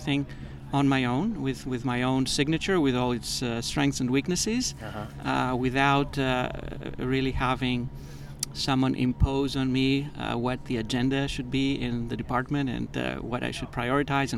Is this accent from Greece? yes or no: yes; Greece; moved away; also born or lived in Boston / United States; I grew up in Greece, Greece has always been in my mind as a destination. I'm kind of split between two continents, two countries, two civilizations.